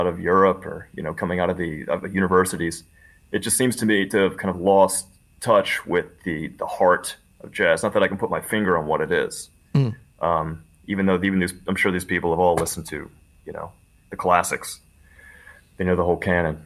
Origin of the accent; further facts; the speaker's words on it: New Orleans, Louisiana, United States; now in San Francisco, United States; I'm from New Orleans, grew up there